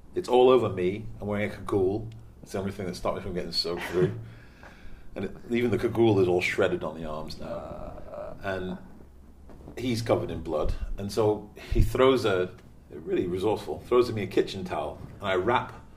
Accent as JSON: {"language": "English", "town": "Stockport", "region": "North West England", "country": "United Kingdom", "also_born_or_lived": "Pennsylvania", "moved": "as an adult", "said": "I forgot I was from Stockport, now I'm from Manchester"}